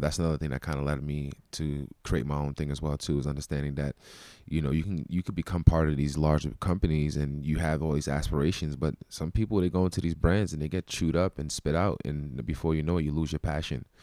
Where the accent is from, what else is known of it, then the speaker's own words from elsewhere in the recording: Brooklyn, New York, United States; I'm from Brooklyn, New York